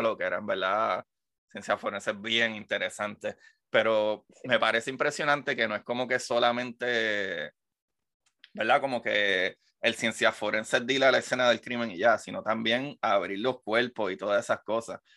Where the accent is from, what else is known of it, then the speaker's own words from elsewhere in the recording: Puerto Rico; moved away; yo soy puertorriqueño